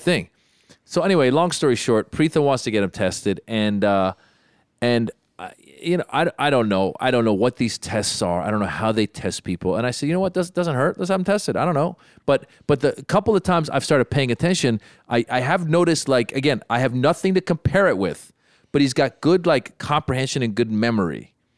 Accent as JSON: {"language": "English", "region": "Northern California", "country": "United States", "tie": "born or raised there", "also_born_or_lived": "Los Angeles", "said": "a couple girls that were, that I grew up with in Northern California"}